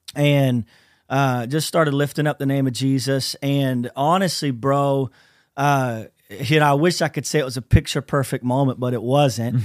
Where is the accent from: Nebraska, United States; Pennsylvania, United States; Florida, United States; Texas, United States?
Florida, United States; Lakeland; we're from Central Florida, so I'm in a little city called Lakeland, Florida